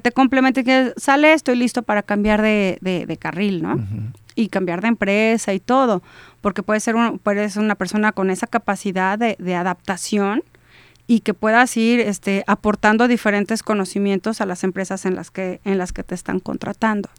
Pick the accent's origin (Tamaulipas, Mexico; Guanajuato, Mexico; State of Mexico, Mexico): Guanajuato, Mexico; Celaya; somos de Celaya y si ves un 461 garantizas que eres de Celaya